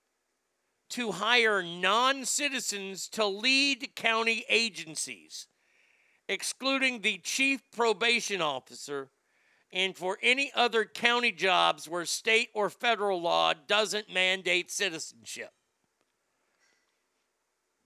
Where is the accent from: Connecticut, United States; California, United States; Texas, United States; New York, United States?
Texas, United States; I grew up in Texas